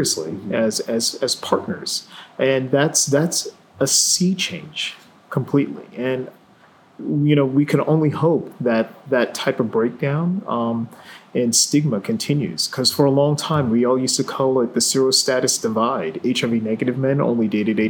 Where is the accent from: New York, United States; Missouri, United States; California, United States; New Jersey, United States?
New York, United States; New York City; I grew up in New York City